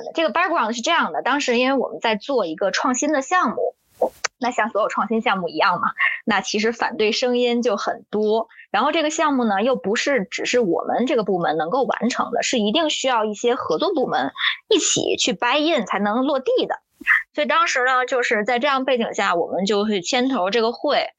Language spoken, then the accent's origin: Chinese; China; 因为我是中国人，我了解这样在会上大家都有一些情绪化的前提下，其实是不能解决问题的